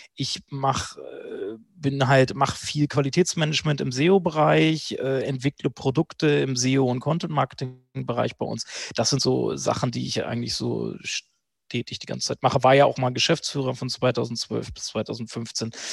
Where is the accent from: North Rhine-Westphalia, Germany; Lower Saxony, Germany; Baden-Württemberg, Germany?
Lower Saxony, Germany; Hanover; also born or lived in Berlin; zurück nach Hannover in meine Heimatstadt